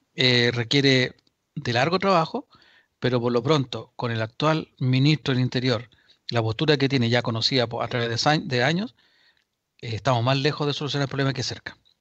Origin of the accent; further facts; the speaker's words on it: Chile; los chilenos